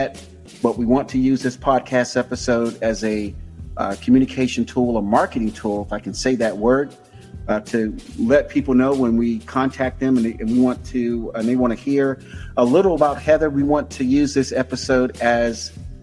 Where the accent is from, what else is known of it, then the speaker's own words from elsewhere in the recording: Tampa, Florida, United States; moved away; I am a native of Hillsborough County, born and raised in Tampa